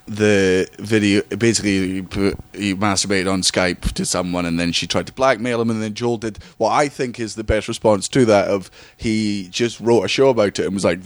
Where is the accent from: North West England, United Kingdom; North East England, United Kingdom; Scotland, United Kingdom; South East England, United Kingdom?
Scotland, United Kingdom; also born or lived in Kingston upon Thames, England; because I was born in England, in Kingston-on-Thames, moved up to Scotland when I was four. My family are Scottish. I live in Scotland